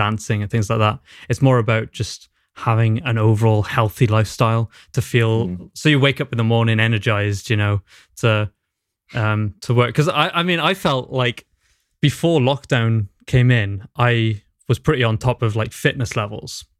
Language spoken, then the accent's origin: English; Newport, Wales, United Kingdom; moved away as an adult; also born or lived in Carmarthen; now in Cardiff, United Kingdom; I grew up in Newport, I'm from Newport.